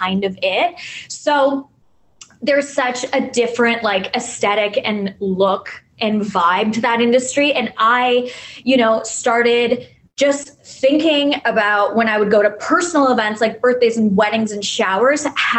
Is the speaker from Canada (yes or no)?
yes; Canada; moved away as an adult; also born or lived in New York / Toronto; I'm Canadian